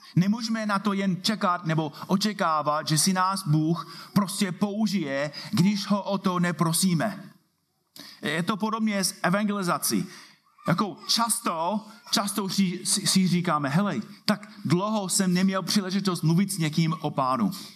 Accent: United States; Czech is a second language; now in Czech Republic; Jsem tady jako Američan

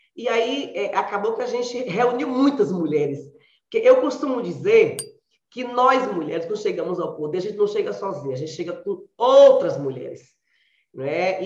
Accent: Biritinga, Bahia, Brazil; now in Camaçari, Brazil; Eu nasci numa cidadezinha pequena, no sertão da Bahia, aqui em Biritinga, em Biritinga, e vim para Camaçari em busca exatamente de estudos

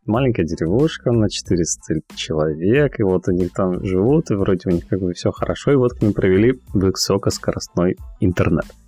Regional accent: Cherepovets, Vologda Oblast, Russia; moved away as an adult; also born or lived in Finland; now in London, United Kingdom; я из Вологодской области, город Череповец

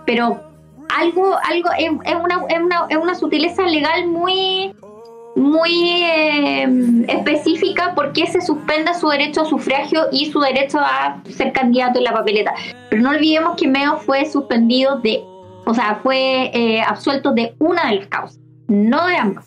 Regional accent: Chile; como chilena

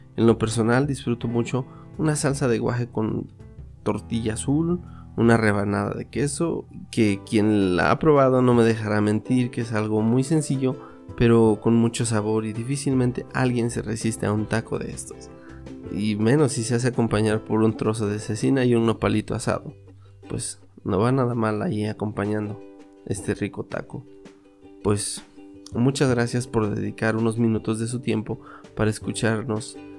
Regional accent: Mixteca, Mexico; en mi tierra

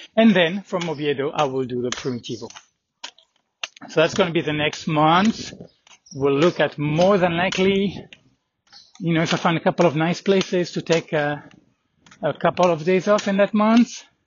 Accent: France; being from France

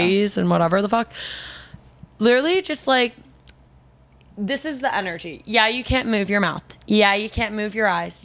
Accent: New York, United States; I'm a New Yorker

